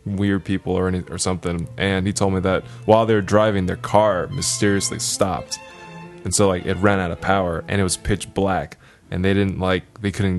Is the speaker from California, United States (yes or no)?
yes; near Hacienda Heights, California, United States; in Hacienda Heights, which is like near my hometown.